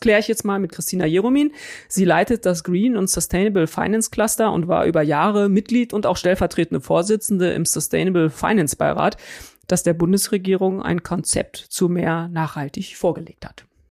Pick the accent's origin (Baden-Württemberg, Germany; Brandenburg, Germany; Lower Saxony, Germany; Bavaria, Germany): Lower Saxony, Germany; Ich komme ja aus Niedersachsen. Ich bin mit diesen Diskussionen um dieses Endlager in Gorleben zum Beispiel echt groß geworden.